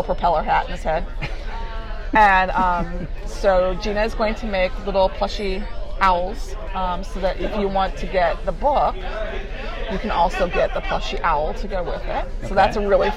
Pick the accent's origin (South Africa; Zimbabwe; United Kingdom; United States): United States; Cleveland, Ohio; now in Havertown, United States; my hometown